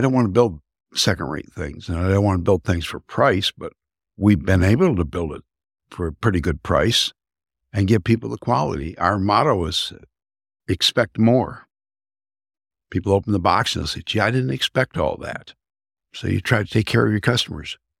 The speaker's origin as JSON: {"language": "English", "town": "Saginaw", "region": "Michigan", "country": "United States", "tie": "born or raised there", "said": "I grew up in Saginaw, Michigan. Been here all my life, other than the Army."}